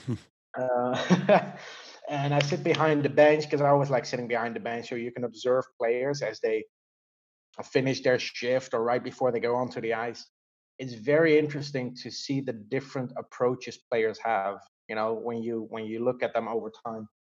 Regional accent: Netherlands; I grew up in the Netherlands

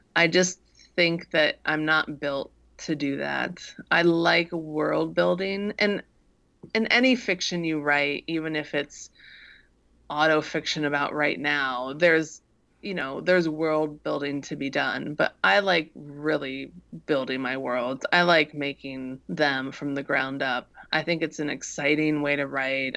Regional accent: Midwest, United States; I grew up in the Midwest

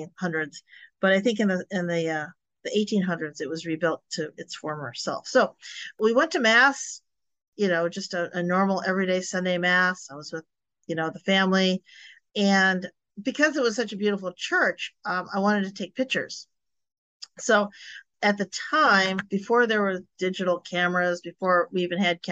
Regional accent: Illinois, United States; moved away as an adult; now in Florida, United States; when I grew up in Illinois, and we moved down to Florida probably about 24, 25 years ago

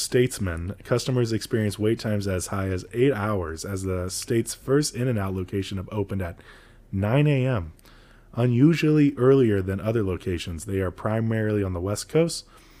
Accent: Croatia; moved away; I just remember In-N-Out, when I came from Croatia, it was so salty.

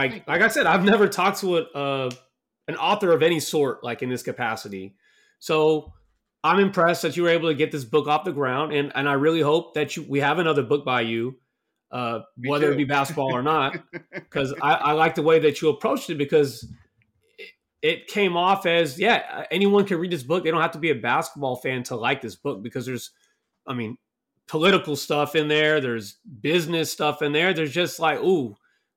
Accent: Dallas, Texas, United States; I'm from Dallas

